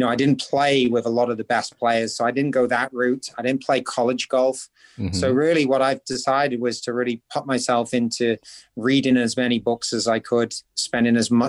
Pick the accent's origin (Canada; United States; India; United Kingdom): United Kingdom; St Andrews, Scotland; I'm from a small town that many golfers have never heard about called St. Andrews.